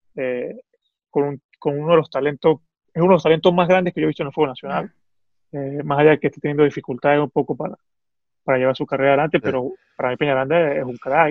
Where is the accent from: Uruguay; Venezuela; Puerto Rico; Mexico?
Venezuela; now in Italy; lo que somos como venezolanos